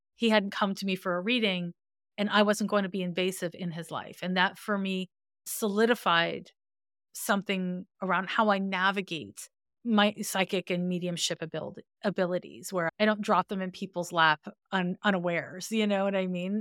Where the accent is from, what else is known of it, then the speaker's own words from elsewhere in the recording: Montreal, Quebec, Canada; I'm from Montreal, Quebec, and in Montreal, we have a different school system than anywhere else